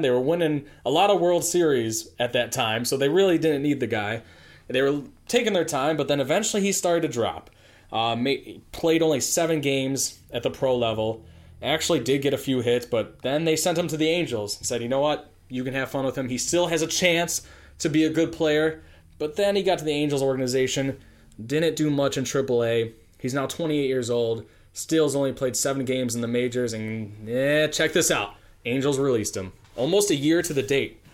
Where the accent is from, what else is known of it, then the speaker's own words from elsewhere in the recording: Chicago, Illinois, United States; I'm a Chicagoan